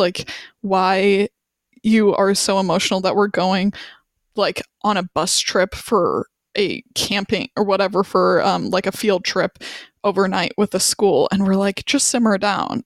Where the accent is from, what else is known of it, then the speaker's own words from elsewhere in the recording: Wyoming, United States; moved away as an adult; now in Charlottesville, United States; We're from Wyoming